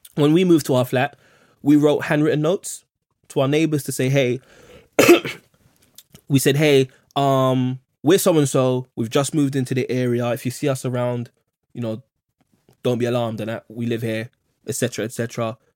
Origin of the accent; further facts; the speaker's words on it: London, United Kingdom; I grew up in Kensal Rise in the eighties